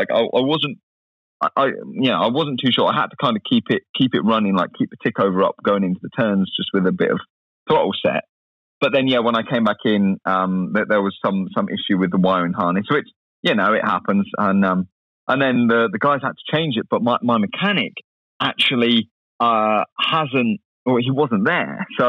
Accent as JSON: {"language": "English", "country": "United States", "said": "You know, I'm American."}